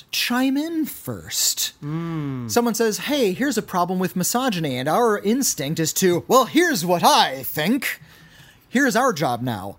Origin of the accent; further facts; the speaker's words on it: Germany; English is a second language; I'm from Germany, and being old school, got a smartphone just 3 months ago.